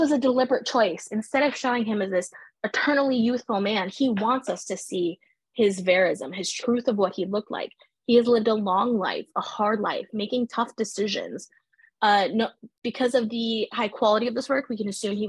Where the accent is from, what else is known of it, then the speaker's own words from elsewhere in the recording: United States; today I'm from the United States